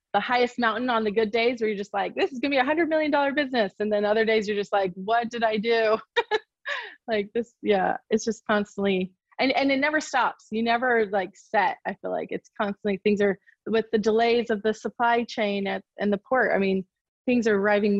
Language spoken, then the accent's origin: English; Sacramento, California, United States; I'm from Sacramento, California